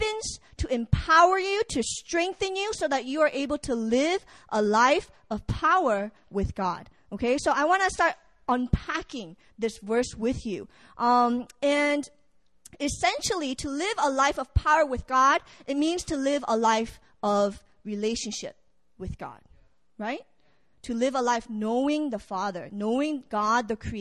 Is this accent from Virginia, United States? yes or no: yes; Virginia, United States; I am from Virginia, VA